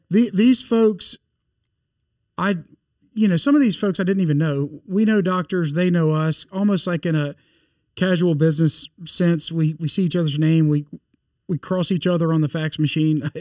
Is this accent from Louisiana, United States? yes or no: yes; Bossier City, Louisiana, United States; moved away as an adult; also born or lived in Monroe; now in Baton Rouge, United States; I grew up in North Louisiana in Bossier City